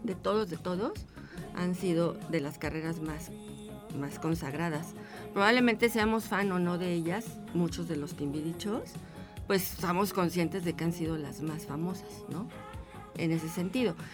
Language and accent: Spanish; Mexico City, Mexico; yo soy de Ciudad de México